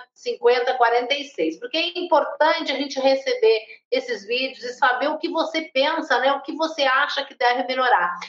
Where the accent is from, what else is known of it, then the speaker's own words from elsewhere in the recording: Porto Alegre, Rio Grande do Sul, Brazil; now in São Paulo, Brazil; não sou paulistana, nasci no Rio Grande do Sul, em Porto Alegre, moro aqui há 26 anos